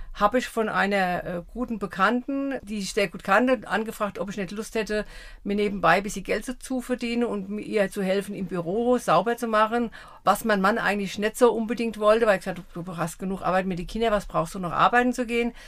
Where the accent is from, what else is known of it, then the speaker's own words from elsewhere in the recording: Eckelsheim, Rhineland-Palatinate, Germany; also born or lived in Offenheim; now in Sprendlingen, Germany; 64 sind wir von Offenheim nach Eckelsheim gezogen. Da habe ich meine Kindheit verbracht.